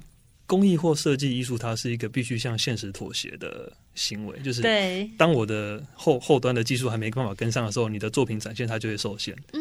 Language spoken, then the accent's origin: Chinese; Chiayi, Taiwan; 对，我是嘉义人。